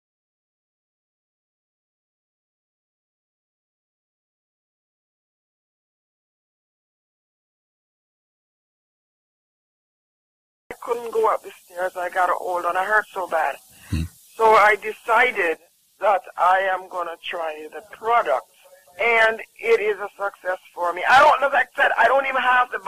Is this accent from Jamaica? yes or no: yes; Jamaica; I'm from Jamaica. Jamaica, and I honestly tell you, sometimes as a Jamaican